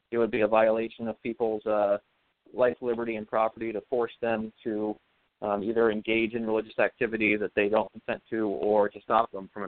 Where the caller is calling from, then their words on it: Vermont, United States; from Vermont.